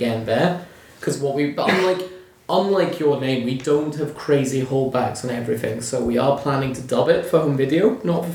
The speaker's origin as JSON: {"language": "English", "town": "Stranraer", "region": "Scotland", "country": "United Kingdom", "tie": "born or raised there", "said": "I grew up in Stranraer"}